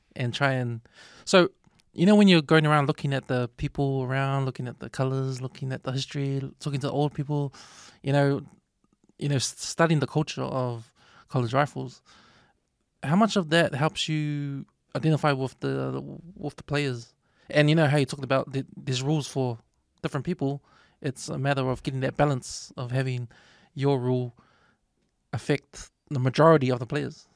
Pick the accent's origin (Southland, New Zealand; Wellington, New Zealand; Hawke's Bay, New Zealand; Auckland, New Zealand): Auckland, New Zealand; I'm from West Auckland. Auckland's my city.